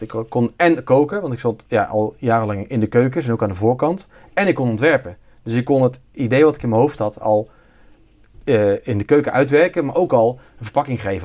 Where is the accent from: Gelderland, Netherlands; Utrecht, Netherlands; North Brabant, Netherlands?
North Brabant, Netherlands; near Bergen op Zoom; also born or lived in Zeeland; now in North Brabant, Netherlands; origineel ben ik Zeeuw. Dus ik ben import-Brabander. Ik kom uit de buurt van uh, Bermzoom. Daar ben ik ieder geval opgegroeid.